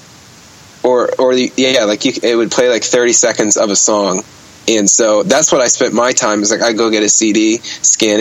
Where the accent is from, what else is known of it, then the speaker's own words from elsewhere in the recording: Bergenfield, New Jersey, United States; moved away as an adult; also born or lived in Ohio; I was born and raised in New Jersey